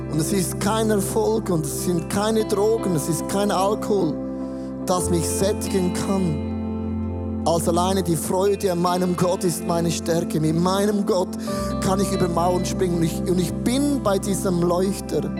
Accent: Switzerland; ich als Schweizer

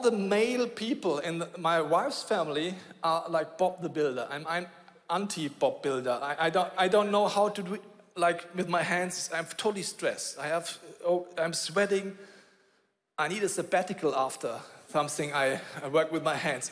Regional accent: Bavaria, Germany; I grew up in Bavaria

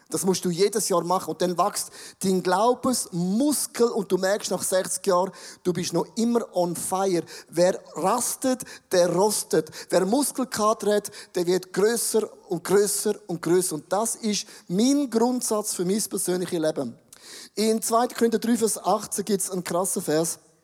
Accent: Buchs, St. Gallen, Switzerland; Ich komme aus dem Rheintal, Buchs, eine Weltstadt, eine Weltmetropole.

